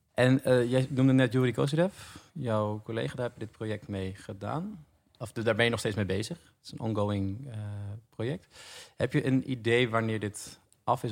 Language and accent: Dutch; Almere, Flevoland, Netherlands; ik kom uit Almere, ik ben daar opgegroeid